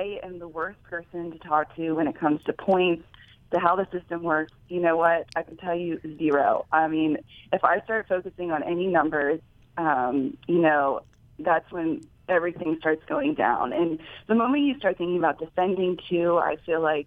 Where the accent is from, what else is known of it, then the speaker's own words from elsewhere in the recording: Pittsburgh, Pennsylvania, United States; Even though Pittsburgh's my hometown